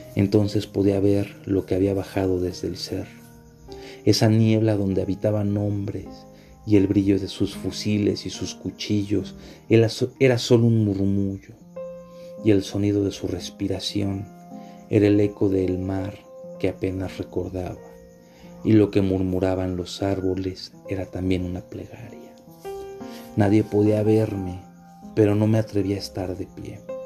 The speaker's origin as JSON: {"language": "Spanish", "country": "Mexico", "also_born_or_lived": "Paraguay", "said": "sabía que era mexicano"}